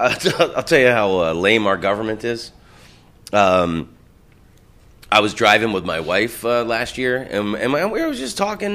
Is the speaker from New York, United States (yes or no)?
no; Oviedo, Florida, United States; I'm from Oviedo, Florida, which is the next town over.